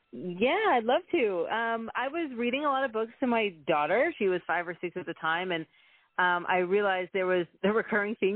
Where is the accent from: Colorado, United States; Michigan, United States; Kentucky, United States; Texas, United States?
Texas, United States; now in Canada; I am born and raised in Texas.